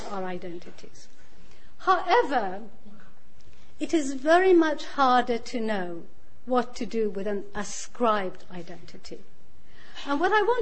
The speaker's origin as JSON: {"language": "English", "country": "Iran", "tie": "born or raised there", "also_born_or_lived": "York / Bradford", "moved": "yes", "lives_now": "United Kingdom", "said": "I was born in Iran, even though I left before the revolution."}